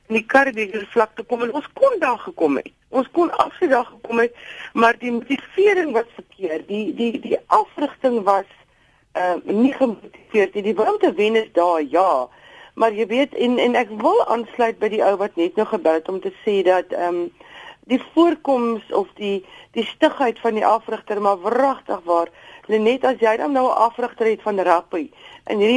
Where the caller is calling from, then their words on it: George, Western Cape, South Africa; ek is hier van George